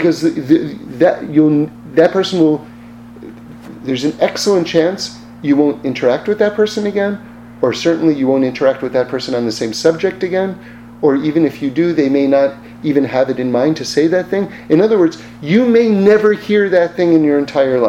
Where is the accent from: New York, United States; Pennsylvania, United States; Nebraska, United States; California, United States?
New York, United States; I'm from New York